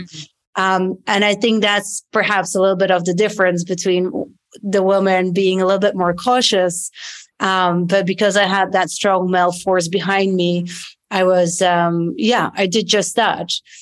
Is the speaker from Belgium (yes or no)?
yes; Belgium; English is a second language; moved away as an adult; also born or lived in London, United Kingdom / New York, United States; now in Portugal; I'm from Belgium originally